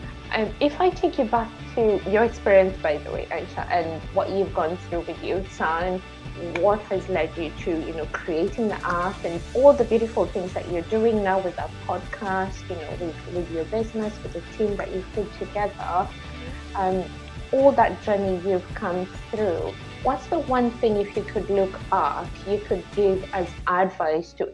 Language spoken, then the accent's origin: English; Kenya; moved away; I grew up in Kenya, in Africa